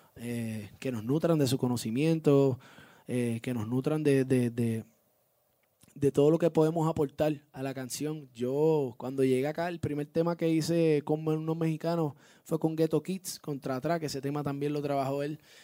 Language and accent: Spanish; Puerto Rico; Yo obviamente salgo de Puerto Rico, vivo, nacido y criado en Puerto Rico, orgulloso de ser puertorriqueño